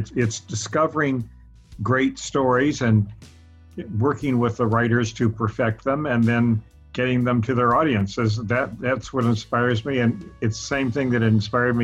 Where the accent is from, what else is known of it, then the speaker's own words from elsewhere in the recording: Louisiana, United States; moved away; also born or lived in Italy; I was born and raised in Louisiana